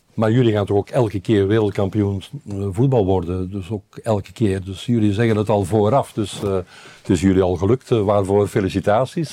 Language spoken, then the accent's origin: Dutch; Belgium; also born or lived in Brabant, Netherlands; now in Netherlands; als Belg